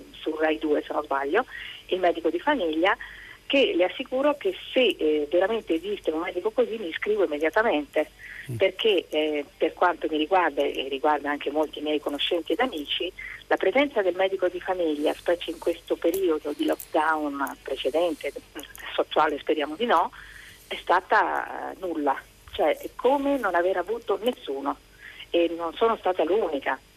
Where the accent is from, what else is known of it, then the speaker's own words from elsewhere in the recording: Veneto, Italy; now in Rome, Italy; sono veneta, prima vivevo nel Veneto in un, piccolo, un paese più piccolo, una cittadina più piccola